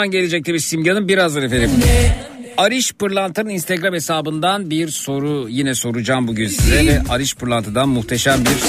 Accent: Turkey; bir Türk olarak Almanya'ya gidip orada bir otomobil satın aldığımda

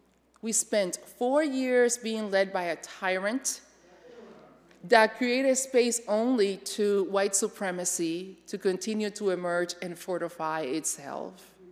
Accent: Connecticut, United States; You know, I come from Connecticut, where I was moderator of the Connecticut Conference of the United Church of Christ and all of that.

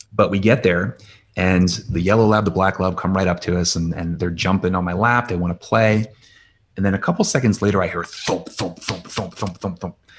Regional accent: Lansdale, Pennsylvania, United States; also born or lived in California; now in Philadelphia, United States; grew up in Lansdale, went to North Penn High School out there and went to college in Philadelphia.

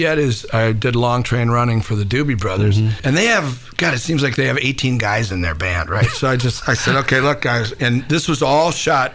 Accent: Minneapolis, Minnesota, United States; moved away as an adult; also born or lived in New York; I grew up in Minneapolis, and before I left for New York

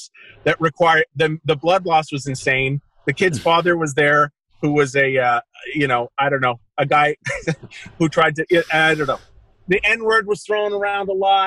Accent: Pickering, Ontario, Canada; I'm from Pickering

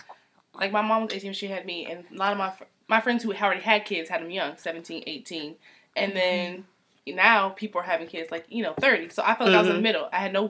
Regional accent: Cleveland, Ohio, United States; also born or lived in Dayton; now in Baltimore, United States; just moved to Baltimore about a year ago from Dayton. Born in Cleveland, though. 216.

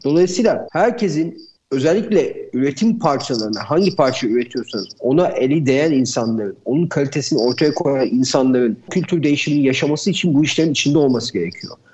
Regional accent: Istanbul, Turkey; 1977 İstanbul doğumluyum.

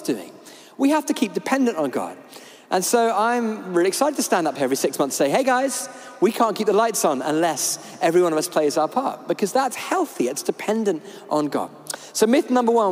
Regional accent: United Kingdom; we're British

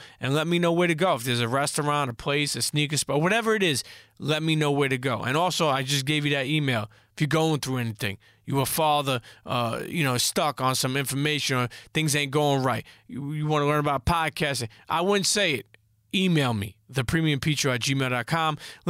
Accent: New York, United States; I grew up in Brooklyn.

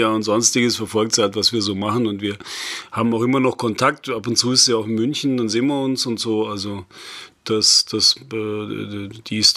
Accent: Nashville, Tennessee, United States; also ich bin eigentlich aus Nashville.

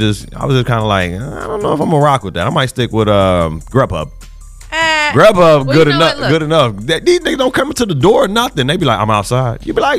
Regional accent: Compton, California, United States; But I'm from Bompton. I'm from, yeah. The C's become B's, right.

